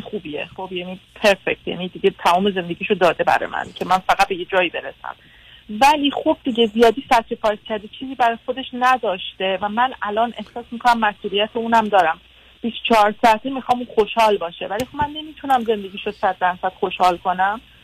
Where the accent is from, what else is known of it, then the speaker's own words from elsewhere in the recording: Iran; moved away as an adult; now in London, United Kingdom; تو ایران بزرگ شدم دانشگاه رفتم